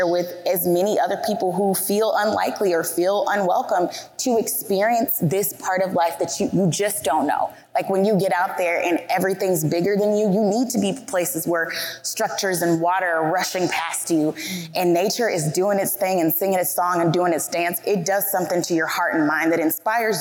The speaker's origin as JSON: {"language": "English", "region": "the South", "country": "United States", "tie": "born or raised there", "said": "I was raised in the South"}